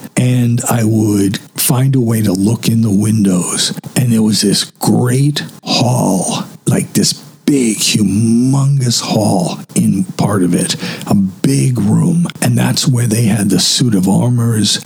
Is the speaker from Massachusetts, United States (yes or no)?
yes; Wakefield, Massachusetts, United States; born or raised there